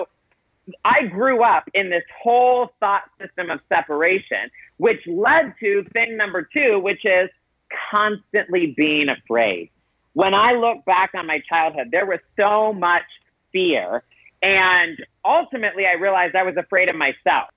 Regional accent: South Carolina, United States; I grew up in South Carolina

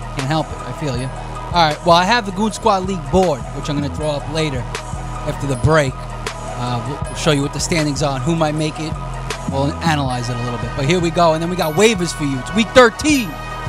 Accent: New York City, New York, United States; I mean, we're from Brooklyn.

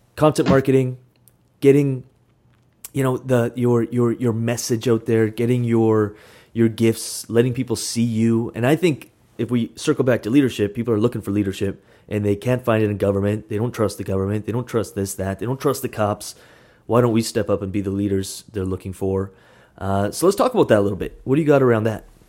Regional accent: Canada; now in Vancouver, Canada; we're, we're Canadian

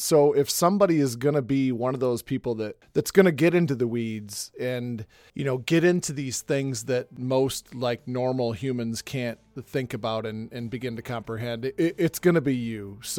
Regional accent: Michigan, United States; I'm from Michigan

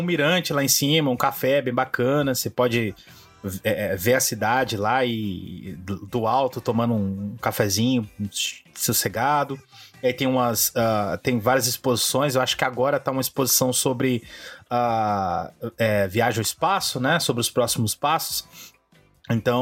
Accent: São Paulo, Brazil; moved away; eu fui recentemente à minha terra natal, São Paulo

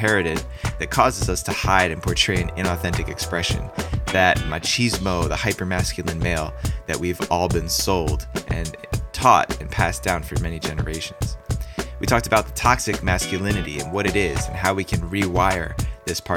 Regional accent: New Jersey, United States; moved away; I was born and raised in New Jersey

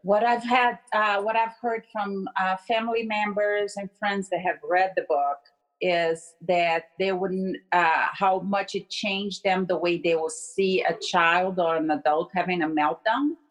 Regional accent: Brazil; moved away; I'm from Brazil and I was speaking Portuguese

